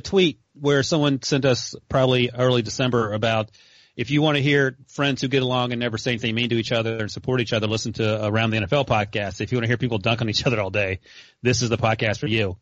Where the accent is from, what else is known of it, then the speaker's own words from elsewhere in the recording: North Carolina, United States; growing up in North Carolina